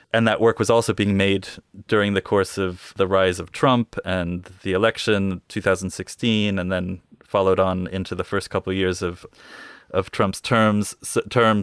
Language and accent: English; Northampton, Massachusetts, United States; moved away as an adult; also born or lived in New York City, United States / England, United Kingdom; now in Bristol, United Kingdom; I grew up in Northampton